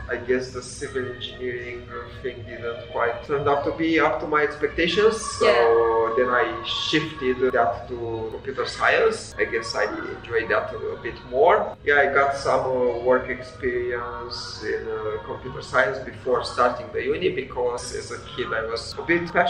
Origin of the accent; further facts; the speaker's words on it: Transylvania, Romania; moved away as an adult; now in New Zealand; I was uh, born and raised in Romania, and I think I started traveling in my early 20s.